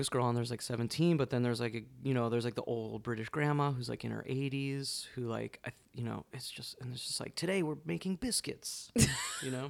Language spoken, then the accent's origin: English; Bermuda; I'm from Bermuda, so.